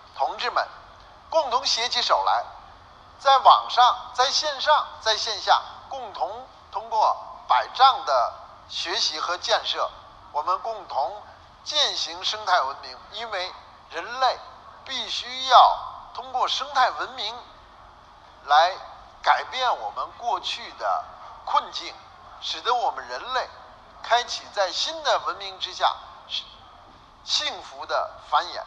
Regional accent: Beijing, China; 我在北京就更清楚了

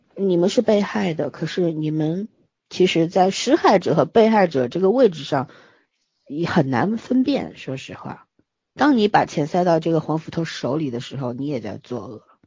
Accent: Shanghai, China; 我们都是上海人，然后都出过国

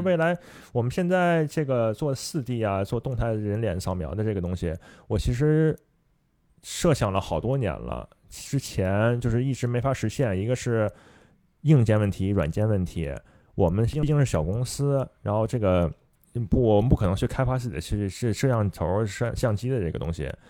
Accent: China; 毕竟我是中，中国人嘛

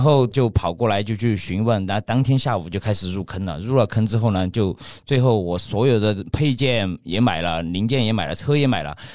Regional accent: Ya'an, Sichuan, China; also born or lived in Chengdu; 我老家是那个四川雅安

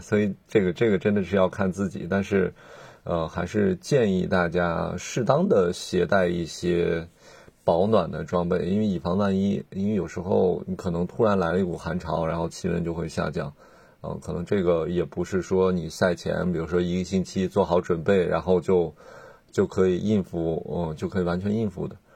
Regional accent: northern China, China; now in Hong Kong; 我是一个北方人

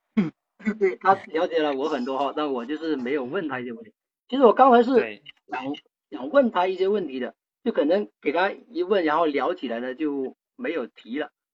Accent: Luhe, Guangdong, China; now in Shenzhen, China; 我是来自广东 ，呃，善美这边的。我是一个客家人，呃，出生在一个小县城，就是潞河那边。然后呢，这边距离我在，现在工作的地方深圳也就是两百多公里，回家也非常方便

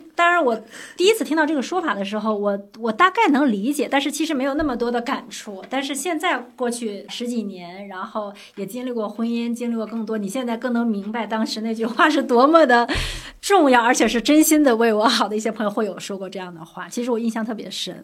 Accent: Northeast China, China; moved away; also born or lived in Xi'an; 我小的时候在东北，那个时候大家的物质条件没有那么好，我们就是普通的家庭，就是非常普通的工薪阶层

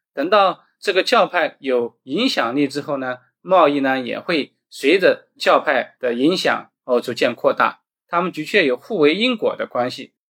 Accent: China; 我们中国人用的油灰啊、桐油啊

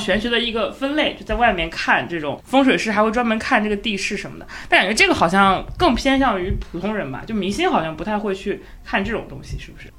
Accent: Luoyang, Henan, China; 我们家是洛阳的，就是我们那边有一个山叫芒山嘛

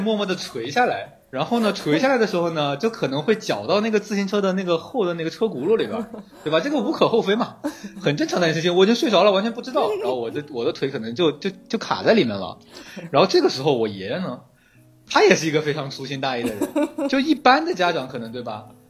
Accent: Chongqing, China; 我是一个重庆人，然后重庆的那个街呢，和前三藩不太一样，它是坡度的，它是有坡度的

